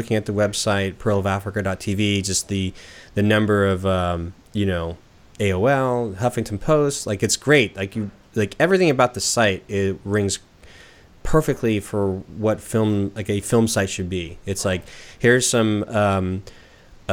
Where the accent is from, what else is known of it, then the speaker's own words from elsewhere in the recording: Southern California, United States; now in Portland, United States; I'm from Southern California